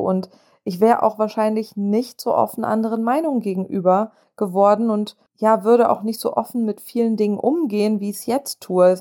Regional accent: Germany; accent: German; moved away as an adult; now in United States; diesen deutschen Akzent loswerden

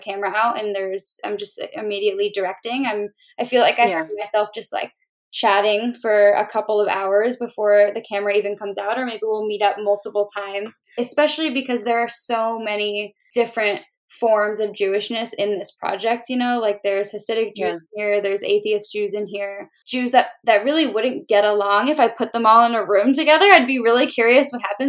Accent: New Jersey, United States; moved away; also born or lived in Pittsburgh / the South; I grew up in New Jersey and I also lived in Pittsburgh for a long time

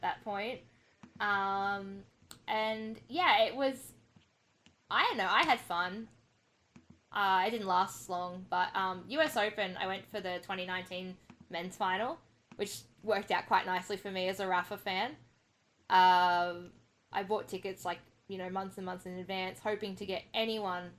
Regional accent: New South Wales, Australia; now in Melbourne, Australia; I'm originally from New South Wales

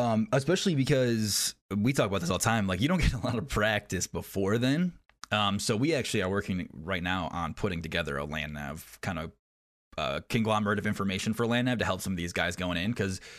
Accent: New York, United States; moved away as an adult; I was in Oklahoma and then Georgia, and so, like, I'm from New York.

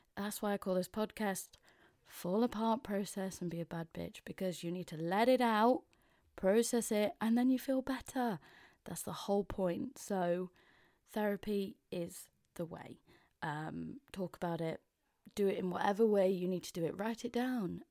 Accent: Mansfield, East Midlands, United Kingdom; accent: Mansfield; moved away as an adult; now in London, United Kingdom; I'm sounding a bit more Mansfield 'cause I've been back up north

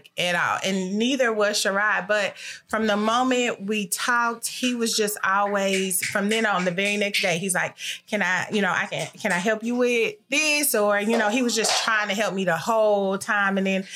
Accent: Kansas City, Missouri, United States; I am born and raised in Kansas City, Missouri

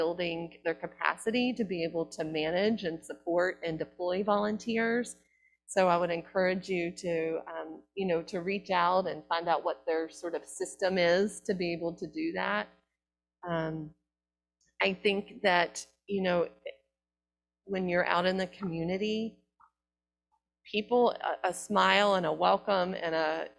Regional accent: the South, United States; I'm from the South

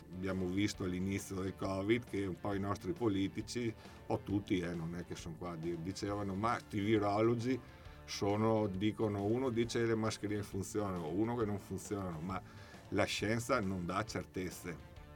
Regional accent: Vittorio Veneto, Veneto, Italy; io sono di Vittorio Veneto

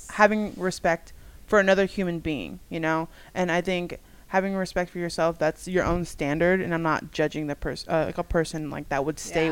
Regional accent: United States; I also was born and raised in the United States

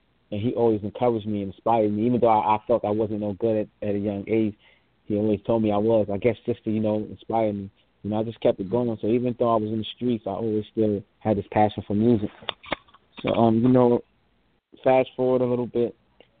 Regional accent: New York City, New York, United States; also born or lived in Harlem / Brooklyn; I was born in Harlem. I was raised in the Bronx. I went in foster care when I was about 8 years old. And we was living in Brooklyn

